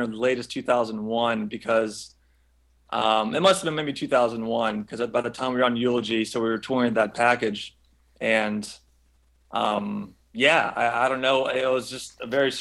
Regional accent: near Orlando, Central Florida, United States; I grew up in Florida, Central Florida, near Orlando

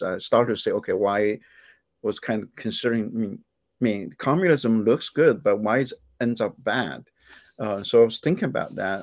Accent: China; moved away as an adult; also born or lived in Indianapolis, United States; now in United States; when I was growing up in China

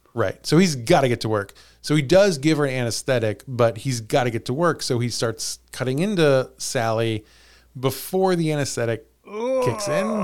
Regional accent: Missouri, United States; we're from Missouri.

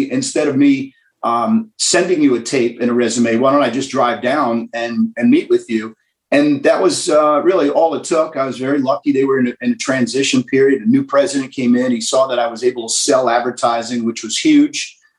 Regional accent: New York, United States; now in Birmingham, United States; And I grew up in New York, a big Yankee fan.

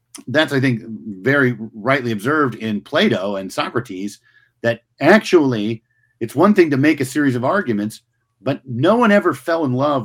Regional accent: United States; because one, I'm an American and New York is a city in my country.

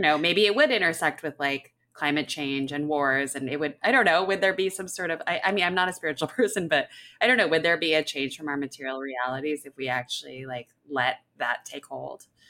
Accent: Washington, United States; born or raised there

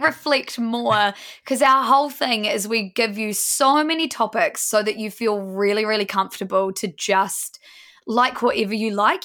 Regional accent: Blenheim, Marlborough, New Zealand; We're all from Blenheim, small town New Zealand, and have been best friends since we're about fifteen.

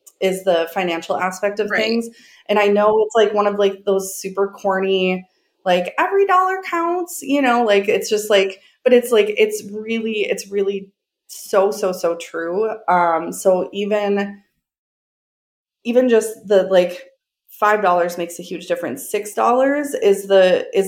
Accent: Minneapolis, Minnesota, United States; my hometown

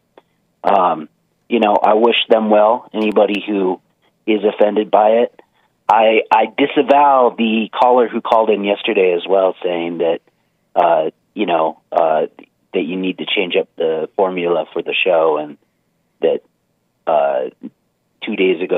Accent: California, United States; now in Reno, United States; growing up in California

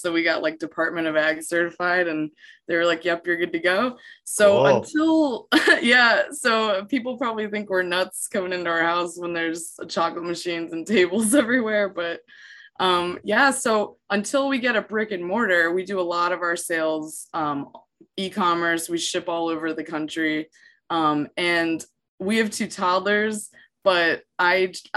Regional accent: Hershey, Pennsylvania, United States; moved away as an adult; also born or lived in Florida; I grew up around Hershey, PA, like just 2 miles from there

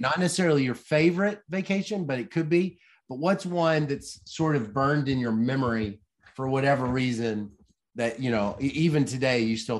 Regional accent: the South, United States; you can tell I'm from the south.

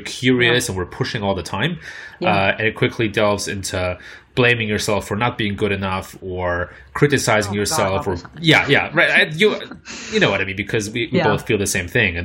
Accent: Germany; accent: German; my German accent

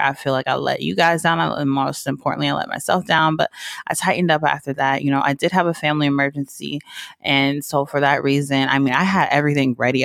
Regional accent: the South, United States; I'm country as hell. I'm from the South

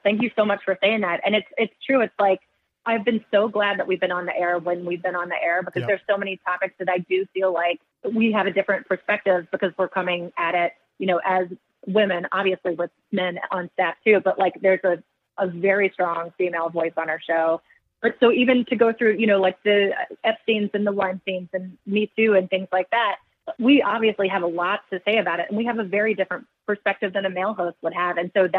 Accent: United States; Just as a American citizen, it is so important to be engaged in politics.

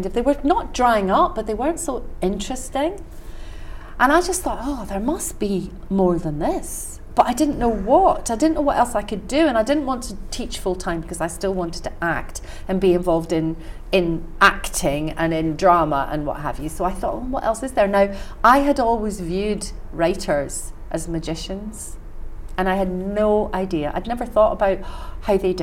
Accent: west of Scotland, United Kingdom; I was brought up in Scotland

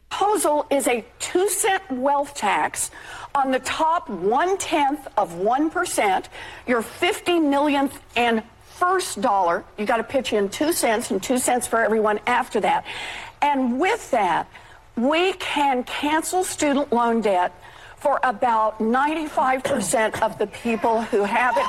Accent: Oklahoma, United States; I grew up in Oklahoma

